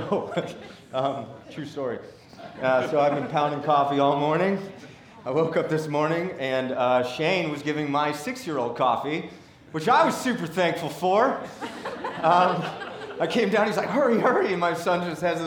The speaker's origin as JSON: {"language": "English", "town": "Seattle", "region": "Washington", "country": "United States", "tie": "born or raised there", "also_born_or_lived": "St. Louis / Brooklyn, New York", "moved": "yes", "lives_now": "Decatur, United States", "said": "I was born and raised in Seattle"}